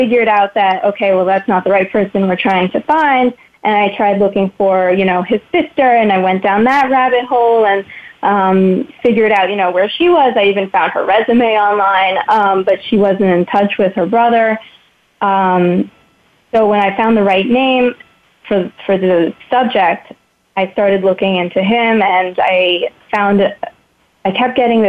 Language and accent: English; New York, United States; moved away; also born or lived in France; I grew up in New York and later relocated to France for a few years.